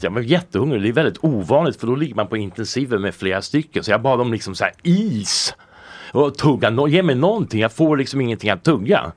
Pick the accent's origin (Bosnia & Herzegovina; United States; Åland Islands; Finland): United States; Colorado; also born or lived in California / New York; now in Sweden; jag är uppvuxen i USA eh, och där är det väldigt liberalt